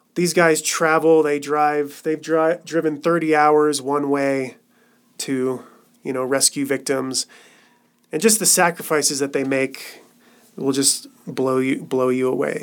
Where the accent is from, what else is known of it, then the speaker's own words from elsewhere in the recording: Colorado, United States; moved away as an adult; also born or lived in Cambodia; back here in Colorado, which is my home state.